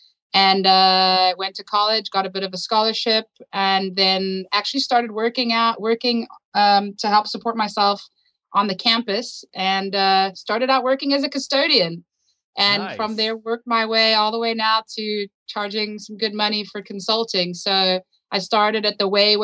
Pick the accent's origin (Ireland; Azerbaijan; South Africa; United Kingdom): South Africa; moved away as an adult; also born or lived in United States; born and raised in South Africa.